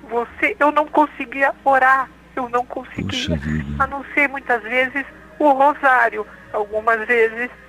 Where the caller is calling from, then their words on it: São Paulo, Brazil; Eu falo aqui de São Paulo, capital. Escuto pela Rádio 9 de Julho